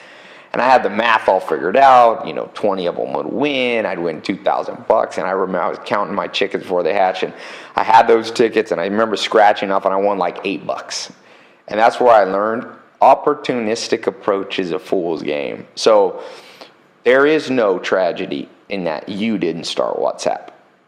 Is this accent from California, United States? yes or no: yes; San Diego, California, United States; also born or lived in Long Beach, California; I was born in good old Long Beach, Compton area, but I was raised somewhat in San Diego.